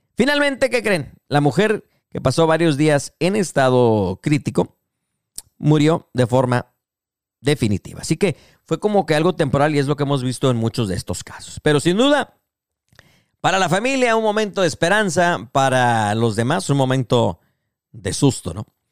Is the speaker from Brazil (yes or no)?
no; Mexico; now in United States; como mexicanos de repente cruzamos el charco y ya nos hicimos gringos